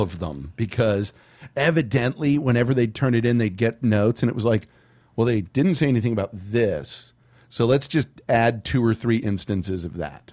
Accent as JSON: {"language": "English", "town": "San Antonio", "region": "Texas", "country": "United States", "tie": "born or raised there", "said": "Growing up in San Antonio"}